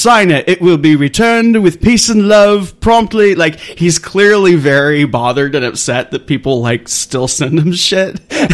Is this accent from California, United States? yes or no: yes; Claremont, California, United States; my hometown of Claremont, California